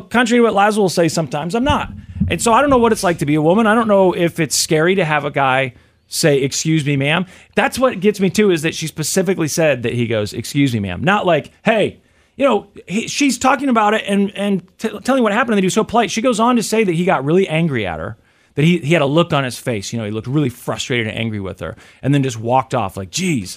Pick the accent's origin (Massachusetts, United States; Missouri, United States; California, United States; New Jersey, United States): Missouri, United States; I'm born and raised in Missouri